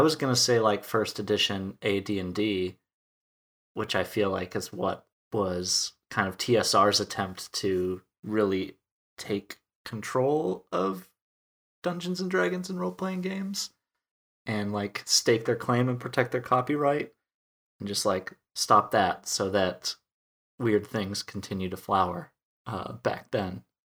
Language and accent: English; Wisconsin, United States; moved away as an adult; also born or lived in Texas / Minnesota; now in Minneapolis, United States; a town of five hundred people in Wisconsin, in the United States. So that's a big component of where I'm from